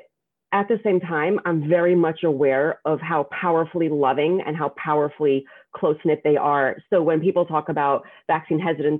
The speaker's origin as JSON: {"language": "English", "town": "New York City", "region": "New York", "country": "United States", "tie": "born or raised there", "said": "I grew up in Borough Park in a Hasidic community"}